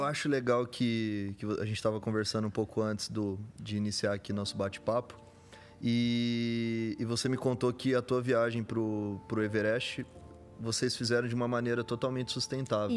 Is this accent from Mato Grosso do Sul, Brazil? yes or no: yes; Campo Grande, Mato Grosso do Sul, Brazil; moved away; eu venho do Mato Grosso Sul, nasci uhum. lá